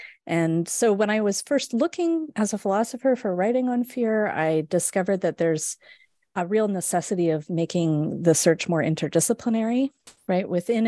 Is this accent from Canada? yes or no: yes; West Coast, Canada; So I grew up in Canada, on the west coast of Canada.